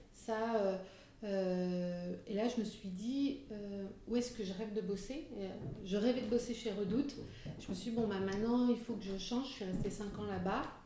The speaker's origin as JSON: {"language": "French", "area": "Limousin", "region": "Nouvelle-Aquitaine", "country": "France", "also_born_or_lived": "Limoges / Paris", "moved": "as an adult", "said": "je suis du Limousin et pas du Nord"}